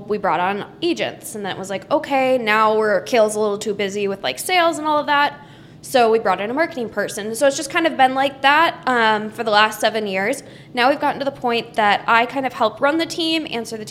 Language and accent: English; Minneapolis, Minnesota, United States; I grew up in South Minneapolis, kind of by Lake Nokomis